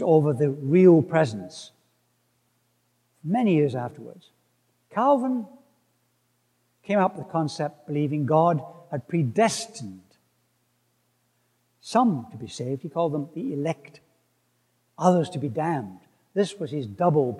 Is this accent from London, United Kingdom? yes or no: no; Scotland, United Kingdom; where I come from, Scotland